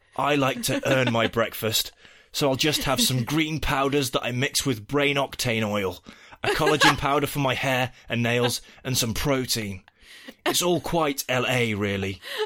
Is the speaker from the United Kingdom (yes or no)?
yes; United Kingdom; now in United States; As a Brit and a parent living in America through this election cycle